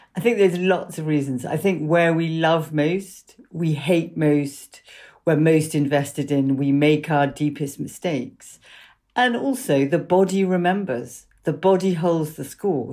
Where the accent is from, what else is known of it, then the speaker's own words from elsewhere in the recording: London, United Kingdom; I grew up, um, in London.